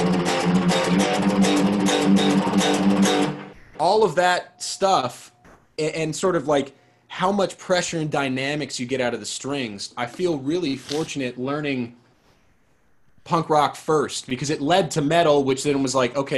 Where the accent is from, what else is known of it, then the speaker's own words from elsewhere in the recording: San Diego, California, United States; also born or lived in Seattle, Washington; I'm from Seattle originally, but then, you know, early elementary school, moved to San Diego